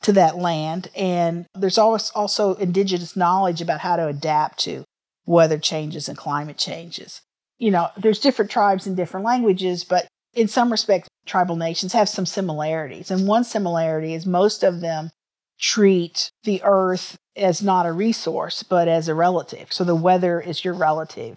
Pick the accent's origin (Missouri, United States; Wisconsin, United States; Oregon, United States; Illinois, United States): Missouri, United States; Neosho; moved away; also born or lived in Picayune, Mississippi; I grew up in a small town called Neosho, Missouri, which is in southwestern Missouri.